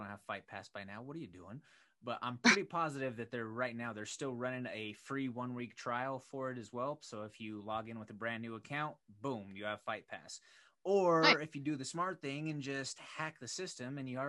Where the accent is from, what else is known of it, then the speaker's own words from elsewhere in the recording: Pueblo, Colorado, United States; I grew up down in Pueblo